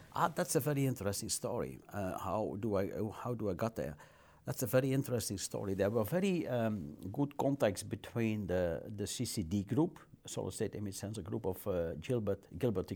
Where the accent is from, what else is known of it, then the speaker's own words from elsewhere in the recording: near Maaseik, Flanders, Belgium; I was born in Masik in the hospital over there. And I think I stayed in Masik for five, six, seven days.